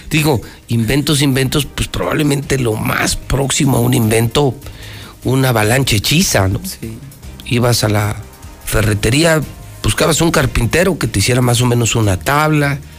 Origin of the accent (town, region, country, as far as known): Aguascalientes, Mexico